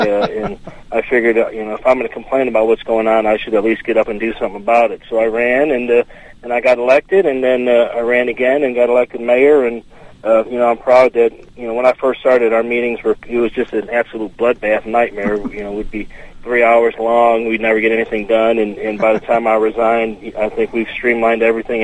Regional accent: Cicero, Illinois, United States; moved away as an adult; now in Elbert County, Georgia, United States; I was born and raised in Illinois, uh, okay. Cicero, Illinois to be exact, and uh, moved down here to Elbert County about ten years ago.

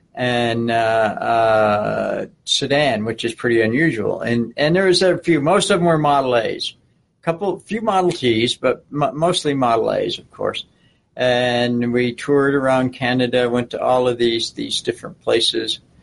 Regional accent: Buffalo, New York, United States; growing up in the Buffalo area

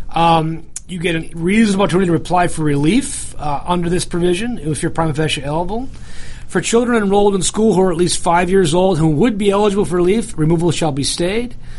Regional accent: the North, United States; accent: northern; now in Southern United States; I, said it with my northern accent

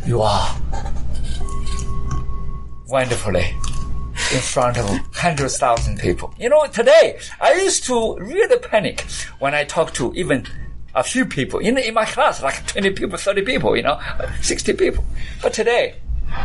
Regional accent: United Kingdom; accent: British; And so I had my accent, my British accent

